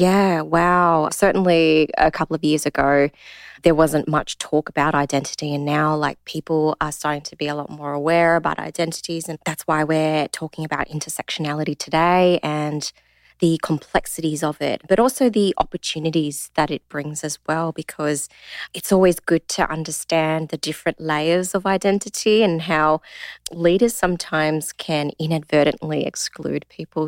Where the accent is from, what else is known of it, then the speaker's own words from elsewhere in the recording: Australia; I identify as Asian Australian. I'm born here, bred here